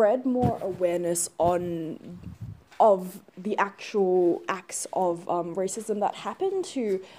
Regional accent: Perth, Western Australia, Australia; in Australia, where I'm from

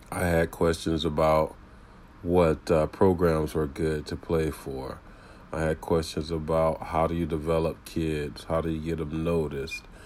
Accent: Tampa, Florida, United States; I grew up in the Tampa Bay area playing youth football and high school football

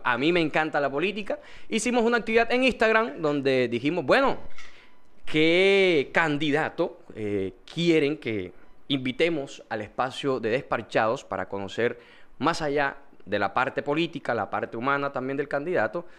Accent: Montería, Córdoba, Colombia; also born or lived in Cartagena; vivo en Montería. Soy monteriano

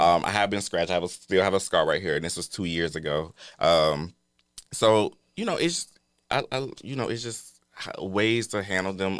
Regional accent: Atlanta, Georgia, United States; I'm here from Atlanta, Georgia

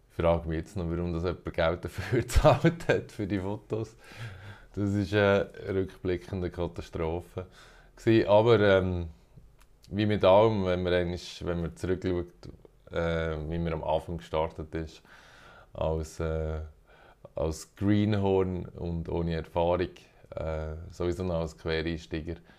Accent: Bern, Switzerland; moved away as an adult; now in Zürich, Switzerland; Ich komme ursprünglich aus Bern, aber wohne schon ein Moment in Zürich

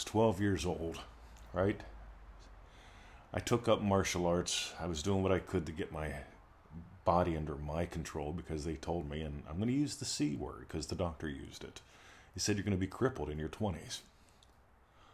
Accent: United States; now in Australia; I love that I got to grow up in America

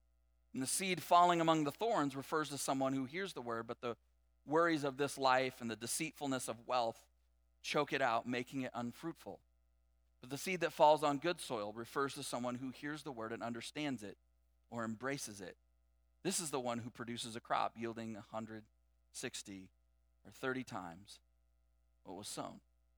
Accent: California, United States; like we came from Southern California, and every day I commuted on the 91 freeway

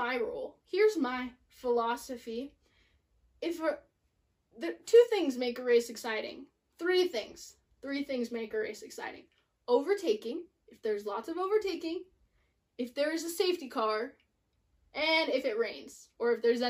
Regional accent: California, United States; I'm from California

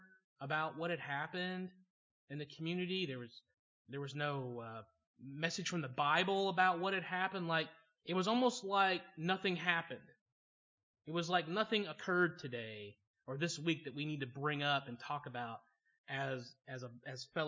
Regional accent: Georgia, United States; moved away; also born or lived in Choctaw, Oklahoma; I grew up in Georgia, which is noteworthy because my parents grew up in a small town in Pennsylvania, which means for me growing up in Georgia, I became bilingual. I could learn to talk Southern

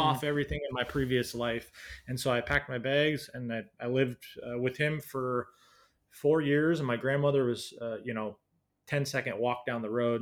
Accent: Washington, United States; moved away as an adult; I was born in Washington State in the U S, um, uh, yeah, just a little suburb outside of Seattle by about an hour. Um, and then lived there for most of my life, uh, growing up

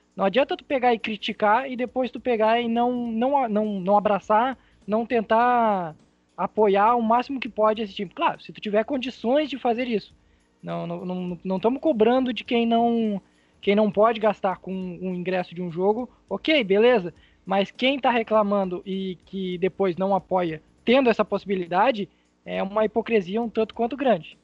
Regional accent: Venâncio Aires, Rio Grande do Sul, Brazil; Eu sou de Vena Soares

